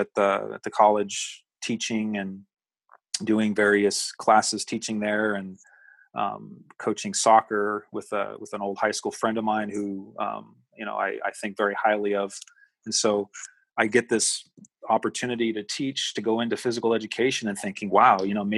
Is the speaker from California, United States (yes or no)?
yes; California, United States; moved away as an adult; also born or lived in Massachusetts; born and raised in California